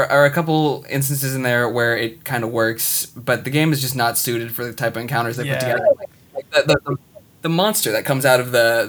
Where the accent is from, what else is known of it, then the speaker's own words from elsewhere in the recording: United States; I'm American